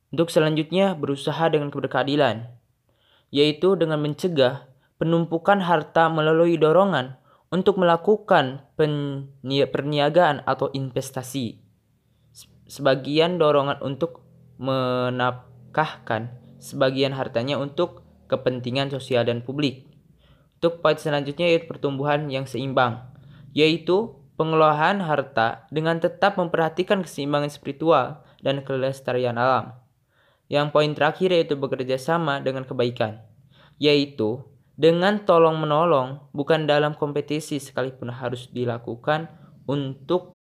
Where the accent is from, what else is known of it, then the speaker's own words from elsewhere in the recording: Garut, West Java, Indonesia; Asal saya dari Garut